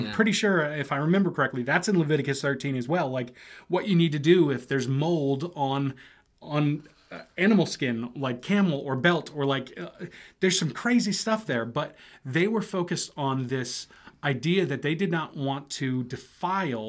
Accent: United States; myself as an American

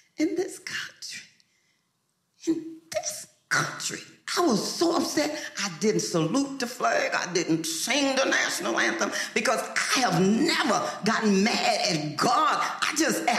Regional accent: Lubbock, Texas, United States; moved away as an adult; also born or lived in Harlem, New York City; I lived in Lubbock

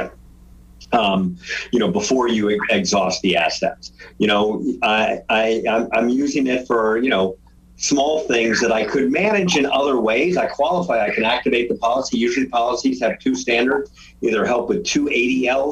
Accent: Virginia, United States; moved away; We grew up in Virginia

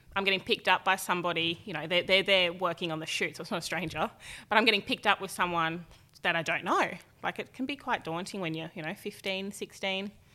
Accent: Tweed Heads, New South Wales, Australia; also born or lived in Gold Coast, Queensland; I grew up, um, in Tweed Heads with my mum, my dad

